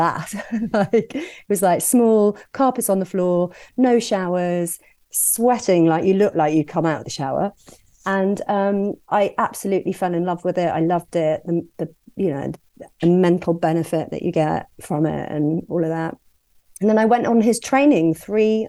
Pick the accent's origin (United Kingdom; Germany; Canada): United Kingdom; Worcestershire and Wolverhampton, West Midlands; moved away as an adult; also born or lived in Birmingham / Hong Kong / Brighton; I grew up in Worcestershire and Wolverhampton, lived in Birmingham